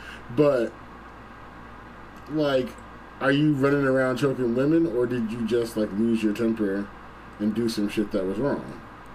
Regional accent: East Coast, United States; I'm from the East Ass Coast, bruh. I'm from the East Ass Coast

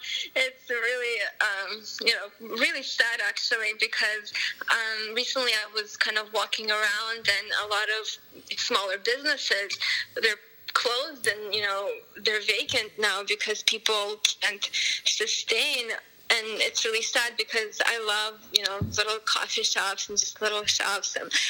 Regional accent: Moscow, Russia; also born or lived in Armenia; now in United States; I was born in Armenia, then my family moved to Moscow, Russia, then we moved to the U.S. So when I was in Russia, like since I was 4, I was playing classical piano.

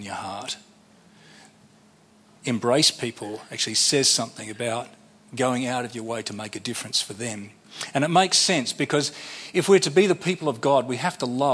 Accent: Sydney, New South Wales, Australia; I'm from Sydney

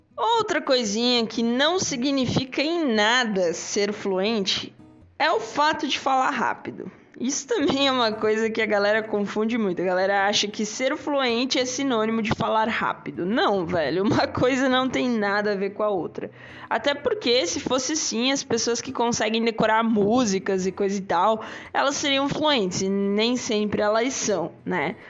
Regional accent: Brazil; first language Portuguese; Nós aí que somos brasileiros, falamos português

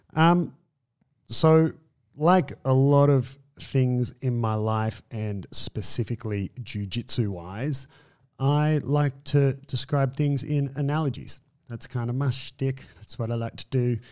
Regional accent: Byron Bay, New South Wales, Australia; where I grew up in Australia, area called Byron Bay

